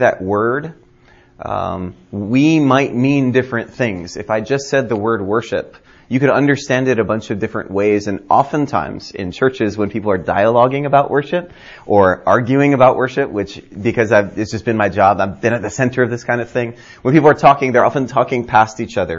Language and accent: English; Hawaii, United States; moved away; also born or lived in California / Denver, Colorado / Fort Lauderdale, Florida; I grew up in Hawaii